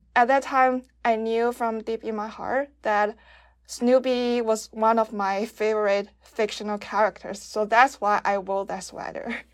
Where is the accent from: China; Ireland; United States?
China; moved away; I'm from China